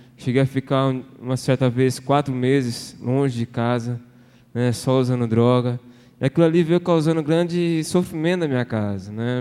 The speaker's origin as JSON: {"language": "Portuguese", "town": "Osasco", "region": "São Paulo", "country": "Brazil", "tie": "born or raised there", "moved": "as an adult", "lives_now": "Brasília, Brazil", "said": "sou natural da cidade de Osasco, região da Grande São Paulo. Eu nasci num lar evangélico"}